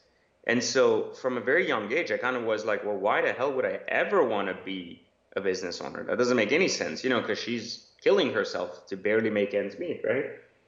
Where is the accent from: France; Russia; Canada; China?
France; also born or lived in Iran; now in United States; I was born in Iran, grew up in France, and then found myself in Los Angeles. And then, of course, passed that into Northern Virginia near Washington, D.C.